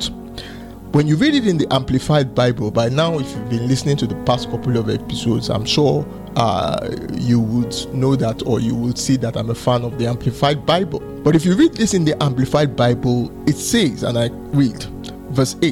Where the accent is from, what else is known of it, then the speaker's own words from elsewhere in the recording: Lagos, Nigeria; I grew up in Oshodi, so I lived a lot of my life in Oshodi